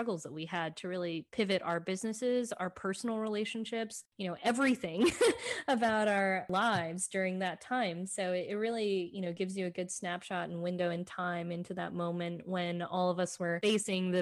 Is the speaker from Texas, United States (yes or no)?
yes; Dallas, Texas, United States; also born or lived in Fort Worth, Texas / New Hampshire / Washington, District of Columbia, United States; I was actually born in Fort Worth, moved to Dallas when I was 10, I think, and then had grown up here, went to undergrad here